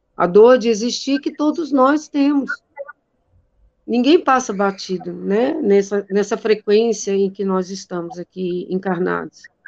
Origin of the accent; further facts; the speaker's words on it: Northeast Region, Brazil; eu sou nordestina